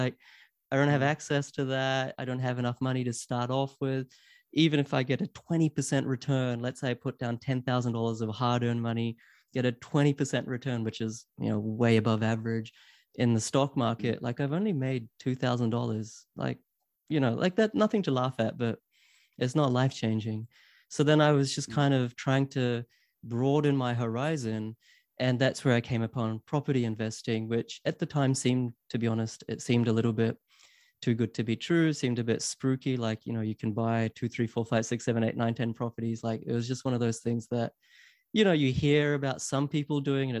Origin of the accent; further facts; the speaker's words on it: New Zealand; also born or lived in Queensland, Australia / Sydney, Australia / London, United Kingdom; I grew up in New Zealand. I went to university at UQ in Queensland.